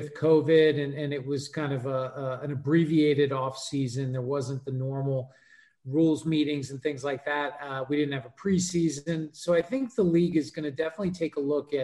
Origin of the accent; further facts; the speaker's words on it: New York, United States; I grew up in New York.